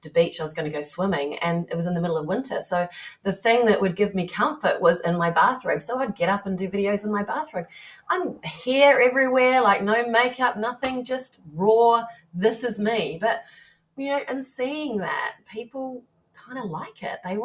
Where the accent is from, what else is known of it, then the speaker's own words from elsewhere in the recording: New Zealand; now in England; growing up in New Zealand and here being in England